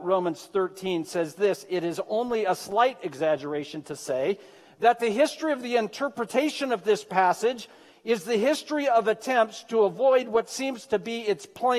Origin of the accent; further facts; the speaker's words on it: Medford, Oregon, United States; I was born and raised in Southern Oregon. I don't know if you know that or not. I grew up in Medford